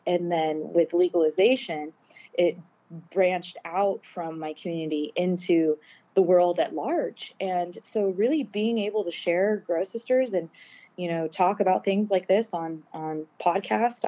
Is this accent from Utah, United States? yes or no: yes; Park City, Utah, United States; also born or lived in Garberville, California; I was raised in Park City, Utah.